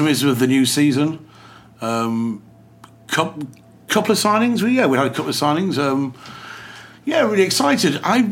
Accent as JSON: {"language": "English", "region": "England", "country": "United Kingdom", "said": "it's a very English thing to say because we're English."}